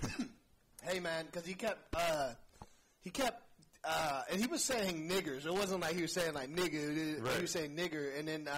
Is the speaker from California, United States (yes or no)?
yes; Oakland, California, United States; moved away; also born or lived in Hollywood, California / North Carolina; when I grew up in Oakland